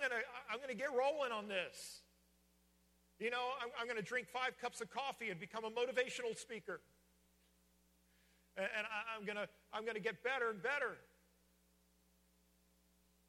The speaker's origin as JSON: {"language": "English", "region": "Virginia", "country": "United States", "tie": "born or raised there", "moved": "yes", "said": "in Virginia, we used to say, grab a hold of it"}